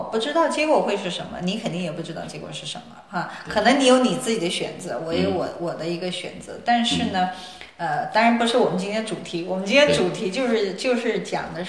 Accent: China; now in United States; 当然他们知道我是从中国来的哈，

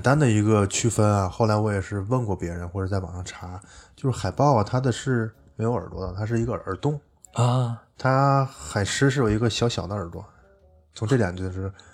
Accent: Tianjin, China; also born or lived in Beijing; 像我们天津这边吃螃蟹

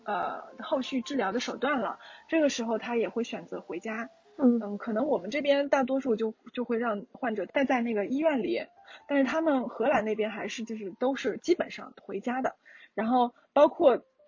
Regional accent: China; 作为中国人

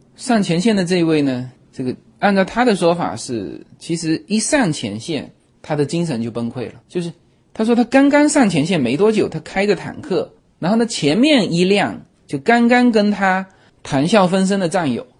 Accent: China; also born or lived in Los Angeles area, United States; now in United States; 我们中国人

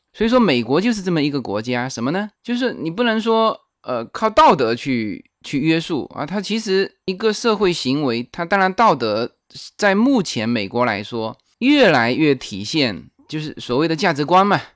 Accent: China; moved away as an adult; now in Temple City, United States; 我们大陆人

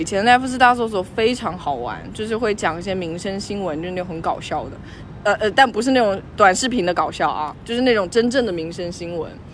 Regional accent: Longyan, Fujian, China; now in Beijing, China; 老家在福建龙岩，然后是靠近福建西边。所以是闽西。嗯。对，我们家门口还有闽西日报呢

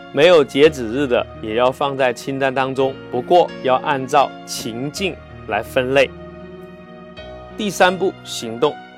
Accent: China; 我们中国人

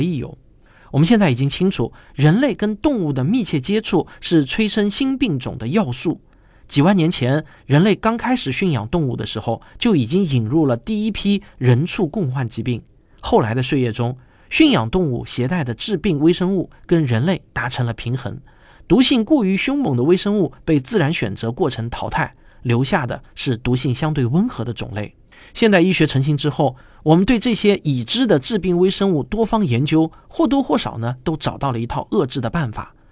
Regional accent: Shanghai, China; 我作为一个上海人，经历了曾经上海两个月的封城

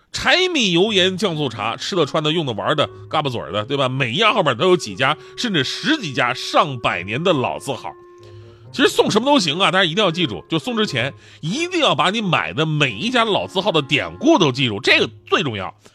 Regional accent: Northeast China, China; 作为一个东北人呢，我东北人

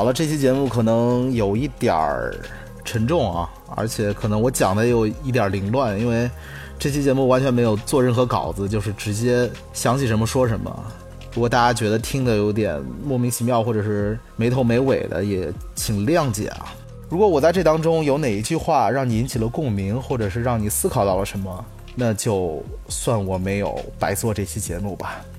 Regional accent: Henan, China; 其实我们河南人为什么被骂得最多？

